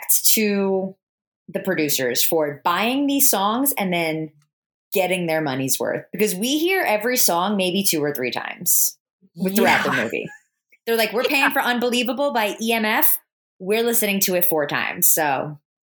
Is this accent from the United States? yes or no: yes; New Jersey, United States; I grew up in New Jersey as well